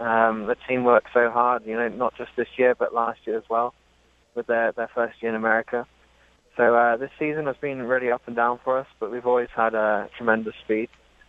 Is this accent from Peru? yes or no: no; Dubai, United Arab Emirates; now in Miami, United States; Well, I was born in Dubai. I grew up there. My parents are English.